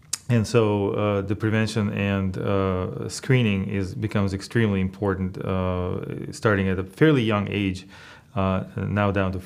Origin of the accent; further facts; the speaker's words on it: Russia; moved away as an adult; now in United States; Well, I immigrated to the United States when I was fairly young, at 18 years of age, and right after high school.